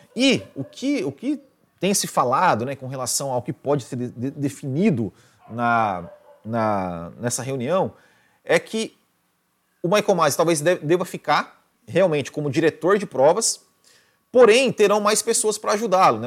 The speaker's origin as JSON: {"language": "Portuguese", "town": "Mandaguari", "region": "Paraná", "country": "Brazil", "tie": "born or raised there", "moved": "yes", "said": "Mandaguari, minha terra natal"}